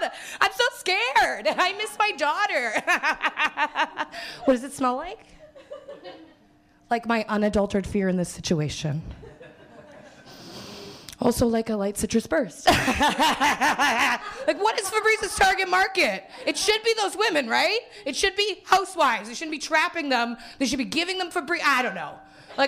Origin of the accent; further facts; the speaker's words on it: Winnipeg, Manitoba, Canada; now in Toronto, Canada; I'm from Winnipeg